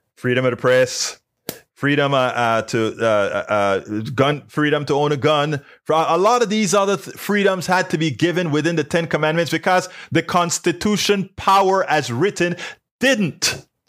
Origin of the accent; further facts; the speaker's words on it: Panama; now in United States; I'm from Panama